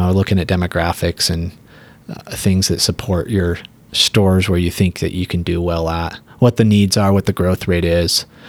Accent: West Jordan, Utah, United States; I grew up in West Jordan.

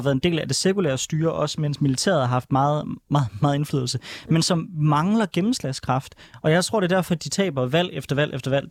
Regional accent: Denmark; jeg kommer fra Danmark

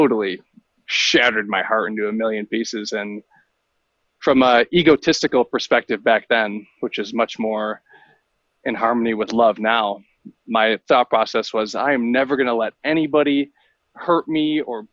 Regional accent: Buffalo, New York, United States; now in La Grande, United States; I grew up in Buffalo, New York. And I now live in La Grande, Oregon.

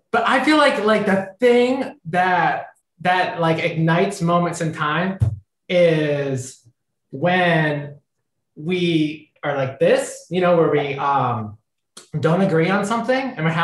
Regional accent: Ohio, United States; we're both from Ohio

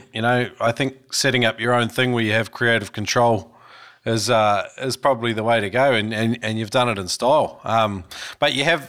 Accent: Taranaki, New Zealand; now in Australia; I grew up in Taranaki

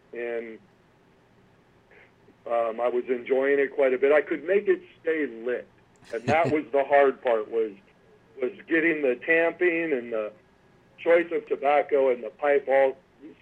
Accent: Sacramento, California, United States; I was born and raised in Sacramento, California

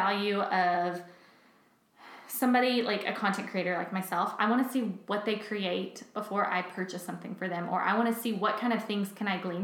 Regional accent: Texas, United States; moved away; I come from Texas where it doesn't get cold till like January 30th

